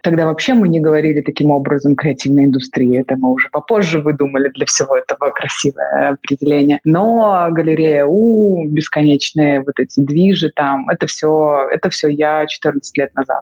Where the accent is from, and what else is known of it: Minsk, Belarus; born or raised there; moved away; also born or lived in Ukraine